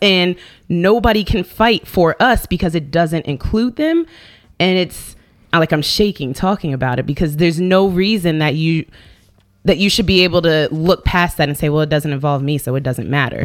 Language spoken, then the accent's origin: English; Virginia, United States; now in New York, United States; I grew up in Virginia